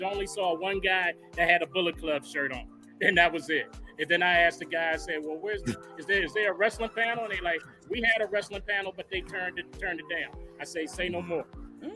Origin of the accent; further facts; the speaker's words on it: Newark, New Jersey, United States; now in DMV area, United States; I'm from Newark originally